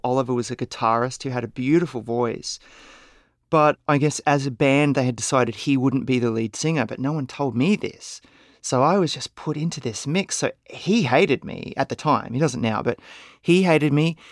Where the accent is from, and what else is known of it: Brisbane, Queensland, Australia; born or raised there